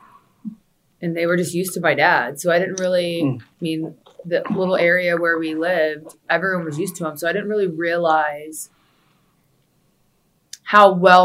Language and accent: English; Charlotte, North Carolina, United States; moved away as an adult; also born or lived in Orlando, Florida; now in Florida, United States; Charlotte. Mm-hmm. Born and raised